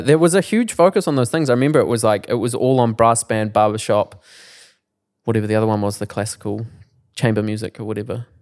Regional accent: Timaru, Canterbury, New Zealand; I'm from Timaru

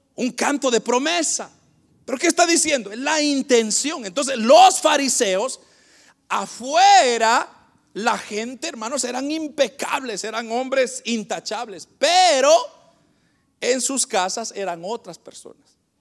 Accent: Guatemala; moved away; el país de donde vengo, de Guatemala

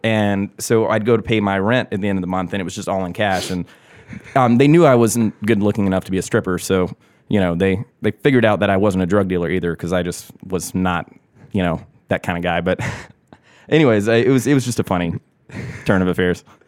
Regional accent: Augusta, Georgia, United States; moved away as an adult; also born or lived in New York; born and raised in Augusta, took a detour to New York, uh, moved back here.

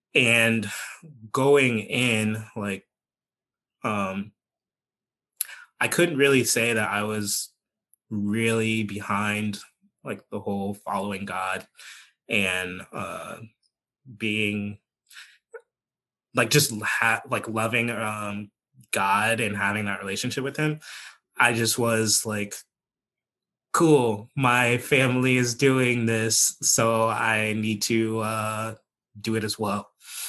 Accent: Virginia, United States; I like saying that I am from Northern Virginia, but some people will not allow me to say that because we moved to Southwest Virginia.

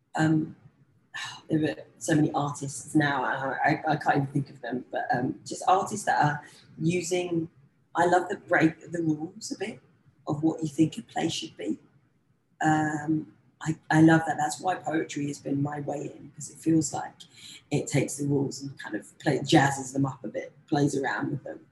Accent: London, United Kingdom; as a young black girl growing up in London

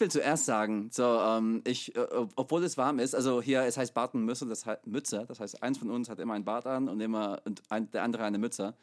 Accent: United States; German is a second language; now in Chemnitz, Germany; ich komme aus der USA ursprünglich

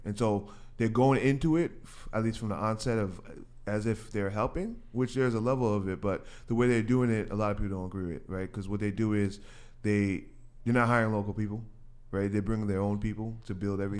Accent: New York City, New York, United States; I'm Ha-, Haitian, but I'm from Queens

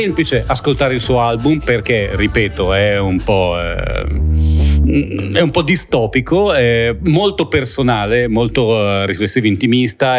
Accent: Milan, Lombardy, Italy; perché sono cresciuto a Milano

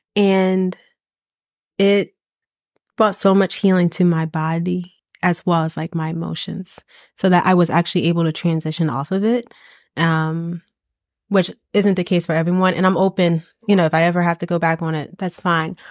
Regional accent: East Coast, United States; I am from the East Coast.

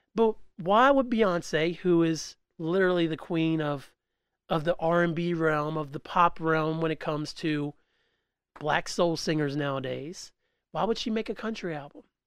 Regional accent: West Virginia, United States; I'm from West Virginia

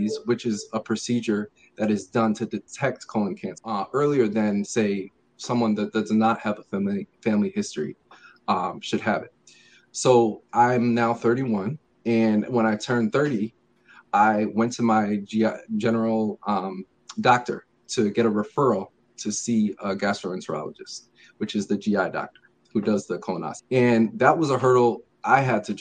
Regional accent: Connecticut, United States; I was born and raised in Connecticut.

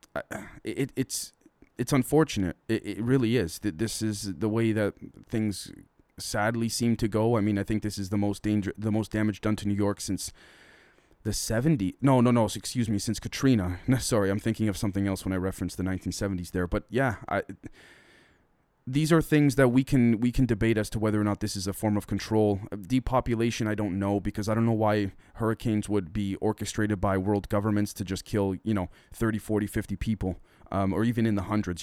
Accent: Toronto, Ontario, Canada; I'm from Toronto, I'm from Canada

